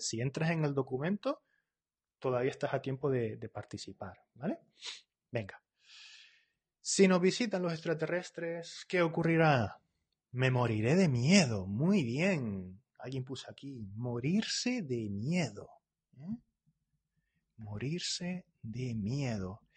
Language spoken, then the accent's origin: Spanish; Spain; yo soy de España